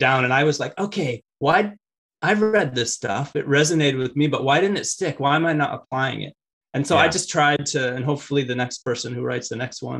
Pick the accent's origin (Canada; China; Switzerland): Canada; Richmond, British Columbia; I grew up in Richmond. That's where the airport is.